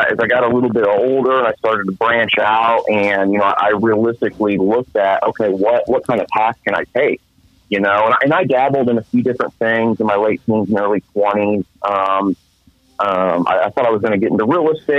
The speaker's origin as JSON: {"language": "English", "region": "Central Illinois", "country": "United States", "said": "I'm 27 years old, and I'm from Central Illinois"}